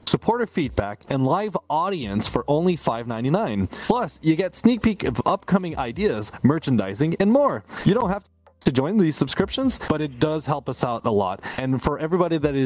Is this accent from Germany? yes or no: no; Canada; also born or lived in Quebec; I'm from Canada in the cold